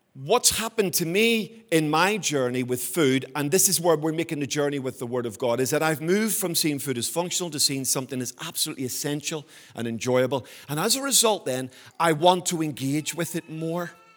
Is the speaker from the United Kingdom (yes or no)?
yes; Belfast, Northern Ireland, United Kingdom; when I was a boy growing up in Belfast.